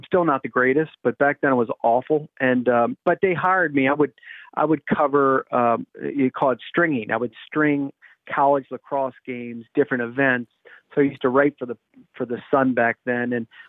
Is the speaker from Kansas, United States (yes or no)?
no; the Washington DC area, Maryland, United States; moved away; I'm from Maryland, the Washington DC area.